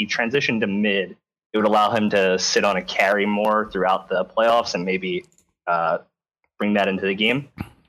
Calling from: New Jersey, United States; I'm calling from South Jersey.

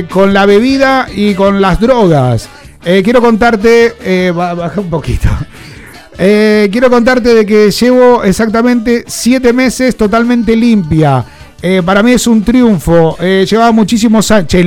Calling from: Mar del Plata, Buenos Aires Province, Argentina; soy de Mar del Plata, Argentina.

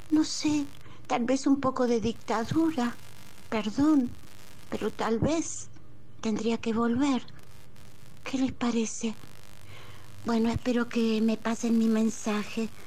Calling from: Pilar, Buenos Aires Province, Argentina; de Pilar, administrativa y ayudante eclesiástica

